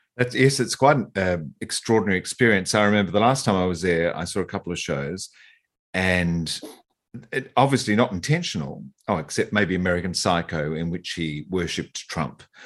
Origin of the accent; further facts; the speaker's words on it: East Coast of Australia, Australia; I'm from the East Coast